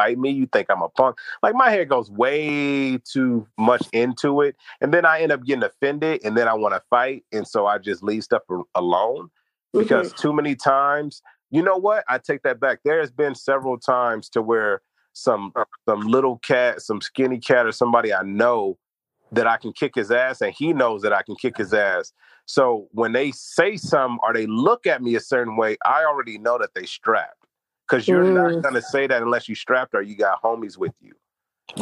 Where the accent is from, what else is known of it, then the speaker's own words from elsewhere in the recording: Los Angeles, California, United States; I was raised over on Fremont, next to Fremont, 78th Street, Fremont High School